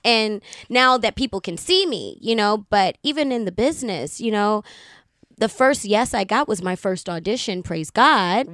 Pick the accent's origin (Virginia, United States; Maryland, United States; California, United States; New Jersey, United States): Maryland, United States; Baltimore; I'm from Baltimore City